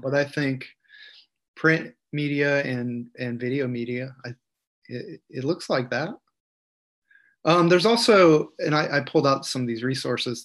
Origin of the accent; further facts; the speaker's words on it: Cortland, New York, United States; I was born in 1970 in Cortland, New York, central New York